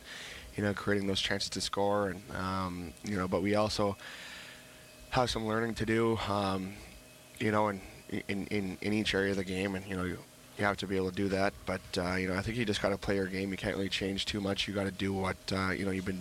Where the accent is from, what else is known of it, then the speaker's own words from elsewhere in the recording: Vancouver, British Columbia, Canada; moved away as an adult; now in Toronto, Canada; as a kid growing up in Canada